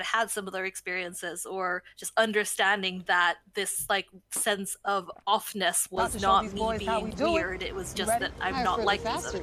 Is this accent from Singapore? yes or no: no; Sweden; I grew up in Sweden